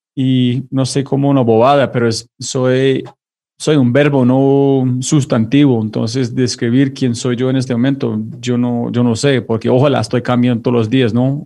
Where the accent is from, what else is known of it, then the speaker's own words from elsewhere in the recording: United States; Spanish is a second language; now in La Ceja, Colombia; soy como una, un gringo viviendo en este momento en La Ceja, en Colombia